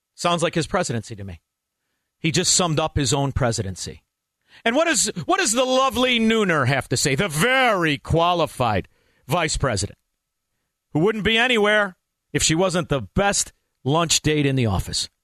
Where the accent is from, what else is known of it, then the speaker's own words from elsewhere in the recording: Chicago, Illinois, United States; a Chicagoan, as somebody who used to be so proud to be from the city like Chicago